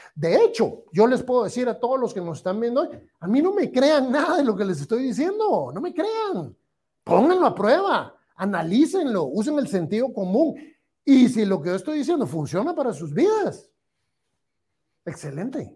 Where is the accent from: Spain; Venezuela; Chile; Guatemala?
Guatemala